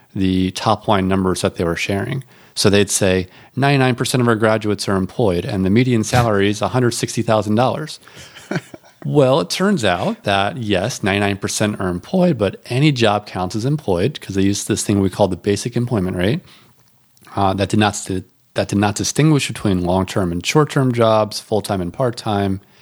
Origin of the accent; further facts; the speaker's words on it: North Carolina, United States; I'm from North Carolina.